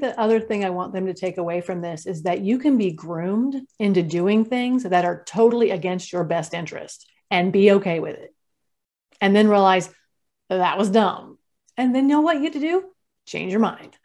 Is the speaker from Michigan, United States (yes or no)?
no; California, United States; I grew up in California